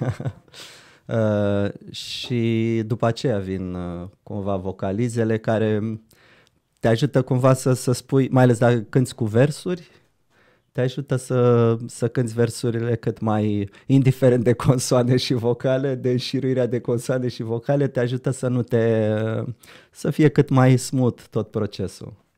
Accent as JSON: {"language": "Romanian", "town": "Brăila", "region": "Brăila County", "country": "Romania", "moved": "as an adult", "lives_now": "Bucharest, Romania", "said": "Băiat venit din Brăila"}